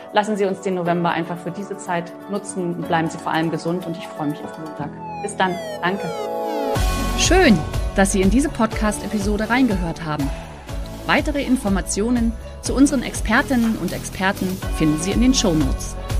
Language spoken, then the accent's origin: German; Germany; für uns als, als Deutsche